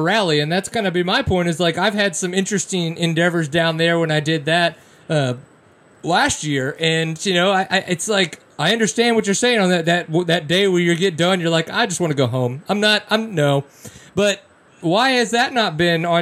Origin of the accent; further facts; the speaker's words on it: Louisiana, United States; now in Texas, United States; growing up in Louisiana, living in Texas now